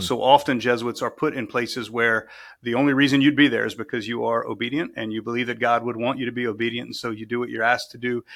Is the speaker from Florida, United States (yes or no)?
no; South Louisiana, United States; moved away as an adult; born and raised in South Louisiana